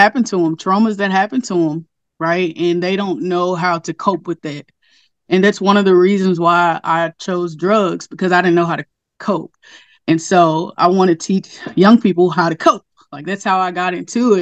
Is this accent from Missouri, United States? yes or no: no; Castor, Louisiana, United States; I grew up in Castor, Louisiana. It's a really, really small town